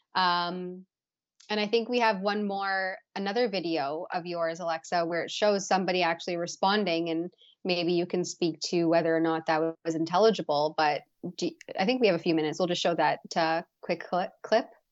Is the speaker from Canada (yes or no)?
yes; Canada; as a Canadian